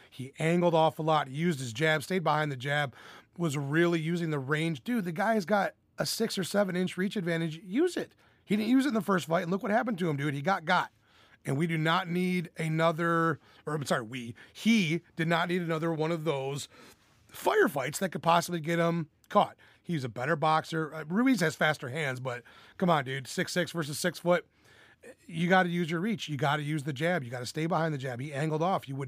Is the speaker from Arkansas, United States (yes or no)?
yes; Arkansas, United States; And I'm from Arkansas